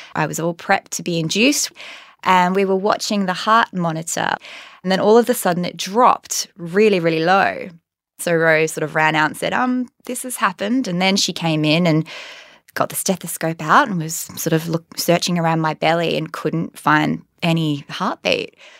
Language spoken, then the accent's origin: English; Perth, Western Australia, Australia; moved away; I'm from Perth